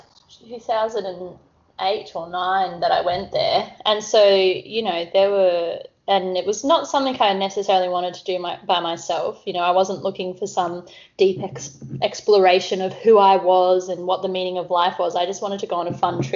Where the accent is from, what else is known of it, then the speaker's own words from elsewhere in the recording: Cairns, Queensland, Australia; I grew up in the, you know, in the wet tropics next to the reef up here in Cairns